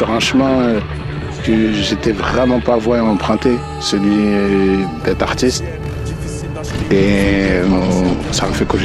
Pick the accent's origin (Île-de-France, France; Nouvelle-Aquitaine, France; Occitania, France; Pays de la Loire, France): Île-de-France, France; Paris; Je suis pas issu d'un quartier banlieusard. Nous, on a grandi dans Paris Tramuros, aux portes de la richesse